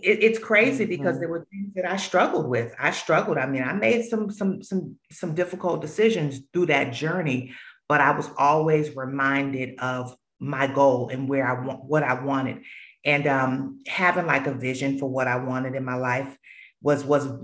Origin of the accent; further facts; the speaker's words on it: Boston, Massachusetts, United States; moved away as an adult; now in Charlotte, United States; growing up in Roxbury, there were a lot of challenges and influences